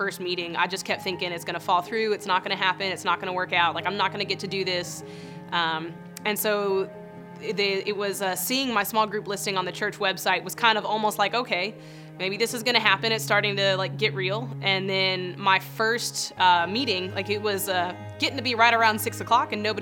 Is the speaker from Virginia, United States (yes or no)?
no; Pensacola, Florida, United States; I'm from Pensacola, Florida